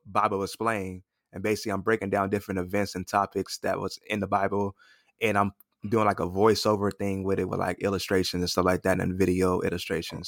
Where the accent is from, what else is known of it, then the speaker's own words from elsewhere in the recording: Los Angeles, California, United States; moved away as an adult; now in Atlanta, United States; I'm originally from Los Angeles, California. I recently moved to Atlanta, Georgia about a year ago